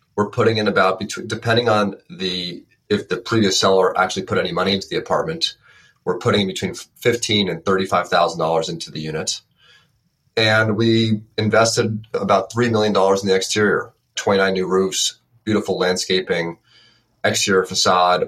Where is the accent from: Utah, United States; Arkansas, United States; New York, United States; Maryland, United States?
New York, United States; Westchester County; I'm from Westchester County so about an hour north of the ah, city